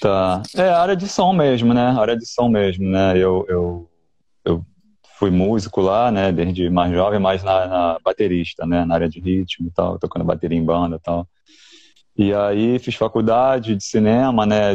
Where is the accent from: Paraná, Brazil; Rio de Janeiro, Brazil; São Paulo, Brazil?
Rio de Janeiro, Brazil; Sou do Rio.